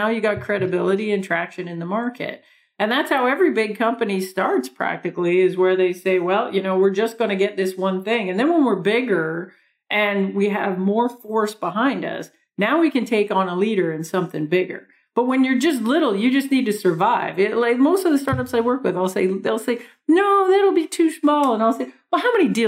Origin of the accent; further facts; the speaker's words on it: Canada; accent: big Canadian accent; moved away; also born or lived in New York; I have this big Canadian accent